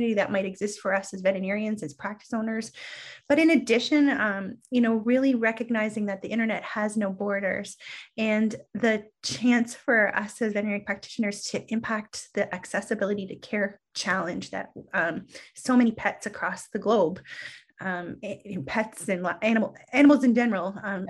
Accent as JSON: {"language": "English", "country": "Canada", "said": "I am Canadian."}